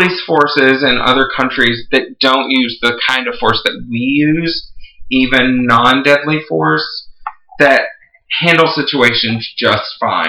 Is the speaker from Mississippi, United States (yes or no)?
no; Texas, United States; I grew up with guns in my house. I'm from Texas.